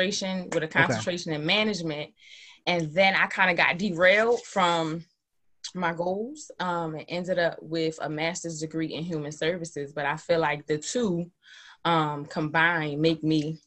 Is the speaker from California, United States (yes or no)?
no; Atlantic City, New Jersey, United States; born and raised in Atlantic City.